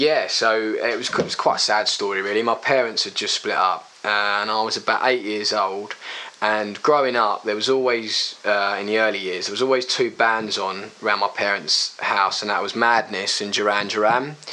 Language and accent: English; Brentwood, East of England, United Kingdom; always Brentwood, yeah.